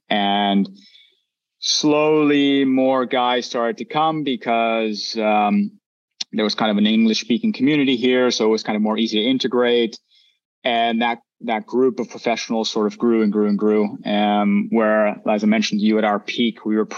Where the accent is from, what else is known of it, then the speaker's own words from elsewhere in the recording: East Coast of Canada, Atlantic Canada, Canada; moved away as an adult; also born or lived in Vancouver, Canada / Belgium; now in Girona, Spain; living in Canada, especially where I'm from the East Coast, where it's quite rural.